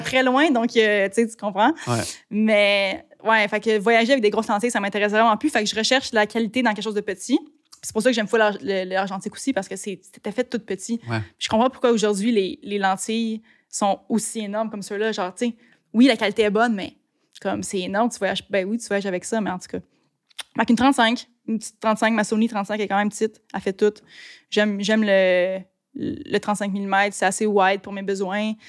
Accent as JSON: {"language": "French", "town": "Blainville", "region": "Quebec", "country": "Canada", "tie": "born or raised there", "lives_now": "Sainte-Anne-des-Lacs, Canada", "said": "J'ai grandi à Blainville, en banlieue. Puis là, j'habite à Sainte-Anne-des-Lacs."}